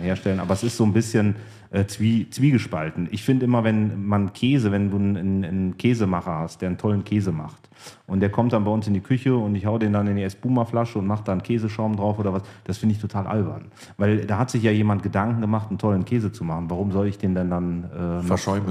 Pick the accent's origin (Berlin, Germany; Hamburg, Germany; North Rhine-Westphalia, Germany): North Rhine-Westphalia, Germany; Cologne; Komme ja gebürtig aus Köln